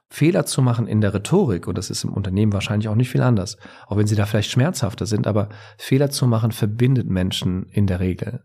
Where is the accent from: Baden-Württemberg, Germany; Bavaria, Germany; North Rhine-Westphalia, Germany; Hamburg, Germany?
Bavaria, Germany; Ich komme ja aus Bayern.